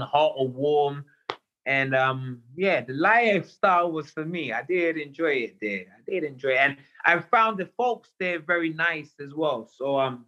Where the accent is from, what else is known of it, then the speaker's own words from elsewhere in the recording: England, United Kingdom; moved away as an adult; also born or lived in New York / Las Vegas; I'm English